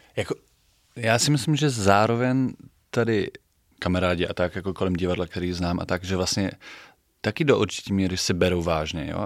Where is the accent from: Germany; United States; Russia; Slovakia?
Germany; Bremen; Czech is a second language; moved away as an adult; now in Prague, Czech Republic; Já jsem se narodil v Brémách